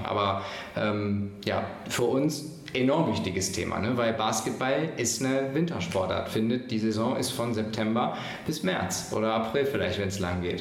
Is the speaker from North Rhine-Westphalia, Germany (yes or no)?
yes; Mönchengladbach, North Rhine-Westphalia, Germany; ich komme hier aus Gladbach